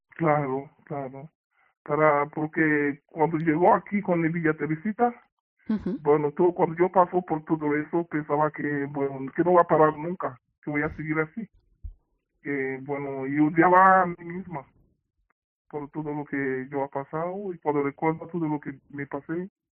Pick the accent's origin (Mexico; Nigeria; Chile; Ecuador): Nigeria; Spanish is a second language; moved away as an adult; now in Spain; yo soy de africana y de África, de Nigeria